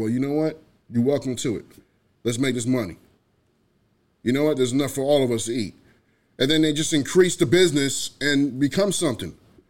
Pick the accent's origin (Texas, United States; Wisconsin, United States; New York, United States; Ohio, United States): New York, United States; New York City; I grew up in New York, so, you know, it's different for me. I'm from the Bronx, man.